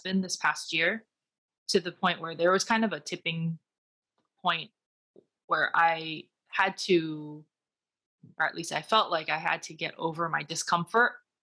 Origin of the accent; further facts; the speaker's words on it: United States; owning my Chinese, Taiwanese, Americanness in a way that's unique from being identified as strictly American or strictly Chinese/Taiwanese